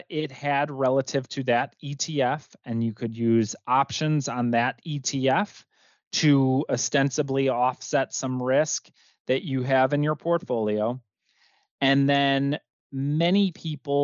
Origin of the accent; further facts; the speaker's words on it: Midwest, United States; I'm from the Midwest, so it's pop soda for the rest of the world